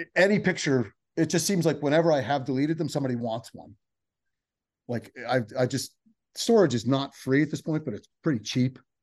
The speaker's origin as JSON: {"language": "English", "region": "New Jersey", "country": "United States", "also_born_or_lived": "San Diego"}